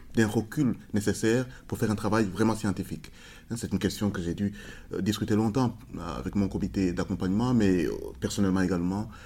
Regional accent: Rwanda; now in Brussels, Belgium; je viens du Rwanda

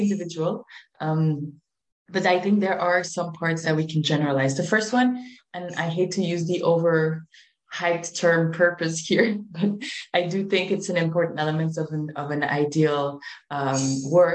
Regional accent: Belgium; moved away as an adult; now in Spain; I am originally from Belgium, but I always had Spain in my heart. I moved to Spain

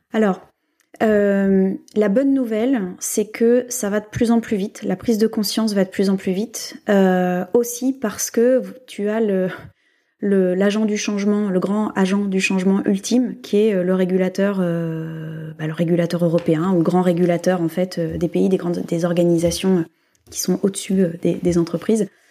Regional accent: France; nous, en tant que Français

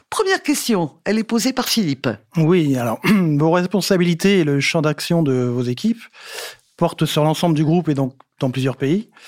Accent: Valenciennes, Hauts-de-France, France; now in Lille, France; oui, je suis né à Valenciennes, mais maintenant j'habite à Lille.

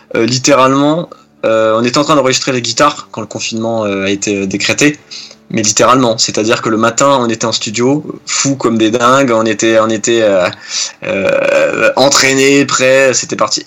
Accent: Nancy, Grand Est, France; on est originaire du Grand Est hein, de la France, plus précisément de Nancy

